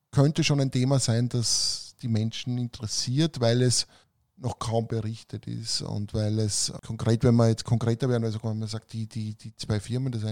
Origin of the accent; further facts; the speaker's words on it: Romania; Weil bei uns in Rumänien haben sie gesagt, das ist ein Riesenthema natürlich.